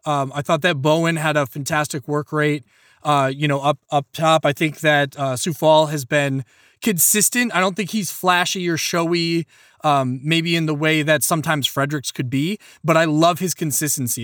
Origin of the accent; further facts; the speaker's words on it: Ireland; as an Irishman